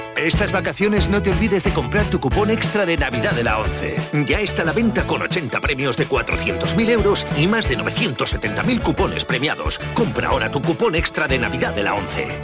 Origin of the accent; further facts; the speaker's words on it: Andalusia, Spain; grandes iconos de nuestra cultura que tanto hemos exportado de nuestra querida Andalucía